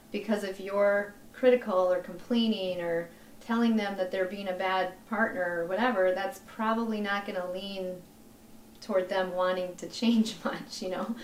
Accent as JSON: {"language": "English", "town": "Vermillion", "region": "South Dakota", "country": "United States", "moved": "yes", "lives_now": "Sioux Falls, United States", "said": "I'm originally from Vermillion, just a town yeah. little ways from here, but I live in Sioux Falls."}